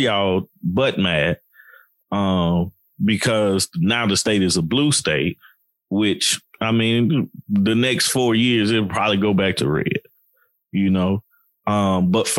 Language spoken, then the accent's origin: English; Chattanooga, Tennessee, United States; I still support Tennessee as the home team just because I'm from Tennessee. I'm from Chattanooga